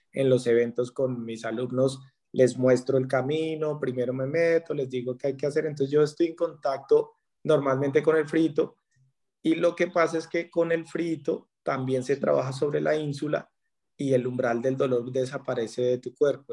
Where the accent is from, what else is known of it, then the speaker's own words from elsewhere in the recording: Colombia; En la pandemia en mi país andaba por Bogotá